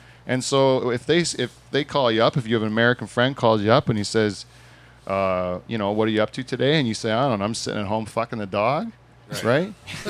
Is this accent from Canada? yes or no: yes; Canada; we're Canadian, goddammit. We say Z.